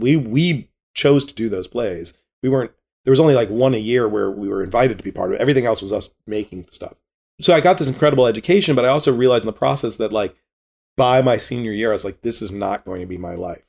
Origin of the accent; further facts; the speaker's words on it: Richmond, Virginia, United States; growing up in Richmond, Virginia in the 70s and 80s